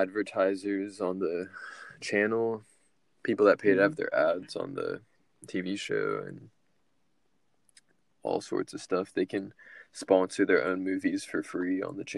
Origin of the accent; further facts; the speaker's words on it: United States; as American citizens